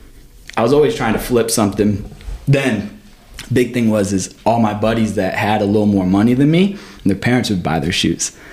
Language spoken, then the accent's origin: English; Michigan, United States; also born or lived in Florida / New York; now in Missouri, United States; I grew up in Michigan